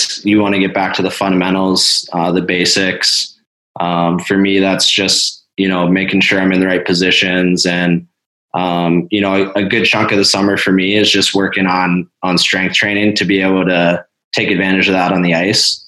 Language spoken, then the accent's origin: English; central Pennsylvania, United States; my hometown in central Pennsylvania